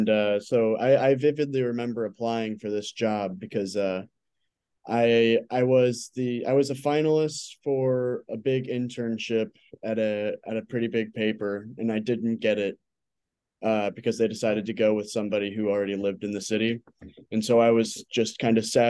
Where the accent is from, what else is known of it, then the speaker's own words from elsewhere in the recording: St. Louis, Missouri, United States; moved away as an adult; now in Evansville, United States; growing up in the St. Louis area and being a basketball fan